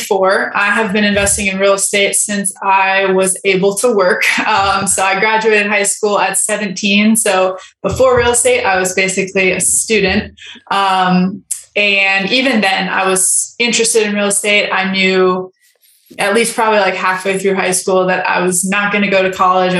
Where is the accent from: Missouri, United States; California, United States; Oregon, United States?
California, United States; Los Angeles; I was raised in California, Los Angeles, like very wealthy area